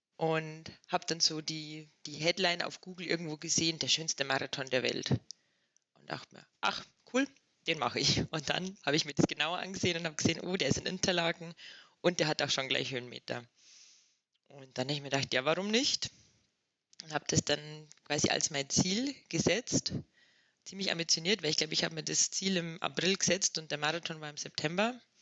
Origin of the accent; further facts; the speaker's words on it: Inzell, Bavaria, Germany; now in Axams, Austria; ich komme aus Inzell, ähm, in der Nähe von Traunstein.